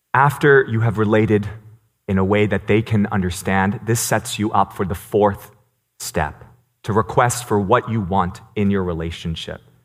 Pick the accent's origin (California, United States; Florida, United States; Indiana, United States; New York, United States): New York, United States; New York City; first language Cantonese; English is a second language; I was born in New York City, and I grew up speaking Cantonese. I learned English in preschool